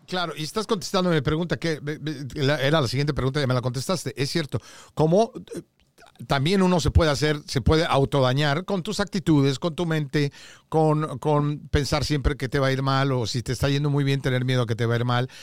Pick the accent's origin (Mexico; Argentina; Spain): Mexico; te hablo como mexicano